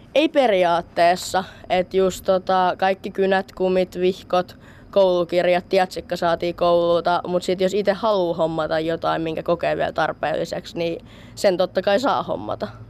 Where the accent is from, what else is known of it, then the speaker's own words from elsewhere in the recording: Kouvola, Kymenlaakso, Finland; mä tuun itse Kouvolasta